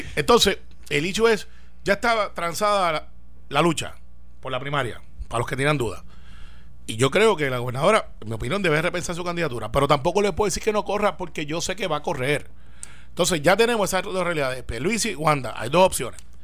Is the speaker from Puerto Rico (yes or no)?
yes; Guaynabo, Puerto Rico; yo soy de Santa Rosa